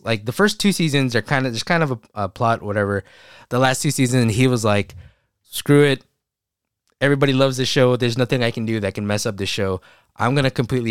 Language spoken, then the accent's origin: English; Philippines; We're Filipino